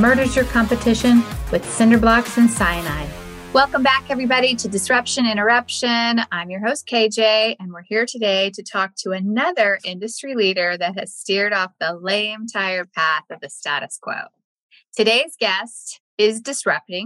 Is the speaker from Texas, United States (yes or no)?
yes; Texas, United States; moved away; Texas is my home state